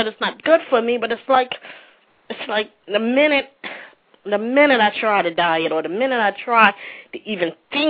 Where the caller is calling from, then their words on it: Orlando, Florida, United States; I'm actually from Orlando, Florida.